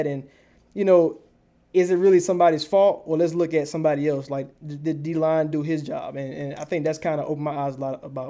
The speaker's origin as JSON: {"language": "English", "town": "Augusta", "region": "Georgia", "country": "United States", "said": "I'm from Augusta, Georgia."}